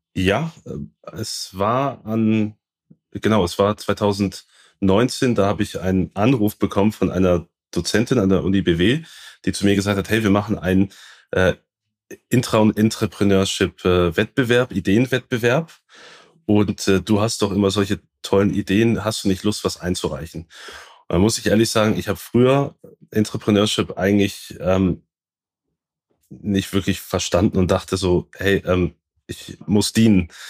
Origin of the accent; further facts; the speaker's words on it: Baden-Württemberg, Germany; ich komme aus Südbaden